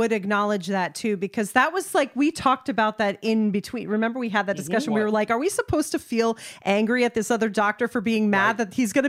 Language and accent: English; United States; as an American who has experienced the healthcare system